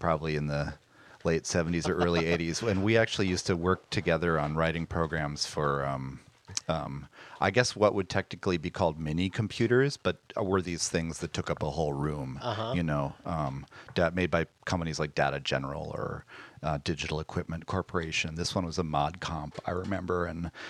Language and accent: English; Madison, Wisconsin, United States; I grew up in Madison, Wisconsin, which was a it's a kind of cultural oasis in the Midwest